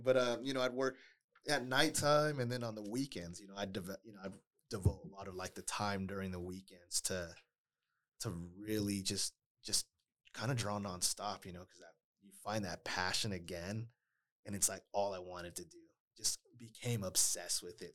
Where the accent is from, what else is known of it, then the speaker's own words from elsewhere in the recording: Las Vegas, Nevada, United States; also born or lived in Oakland, California; I grew up, you know, pretty much raised in Las Vegas